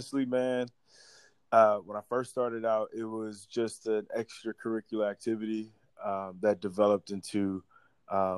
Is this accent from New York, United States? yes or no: no; Miami, Florida, United States; I'm from Miami